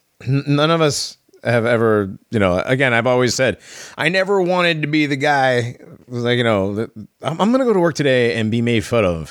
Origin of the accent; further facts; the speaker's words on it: Connecticut, United States; growing up in Connecticut